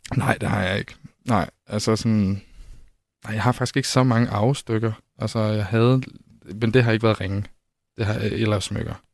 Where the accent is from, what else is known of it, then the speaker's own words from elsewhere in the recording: Holstebro, Central Denmark Region, Denmark; now in Copenhagen, Denmark; Jeg voksede op i Vestjylland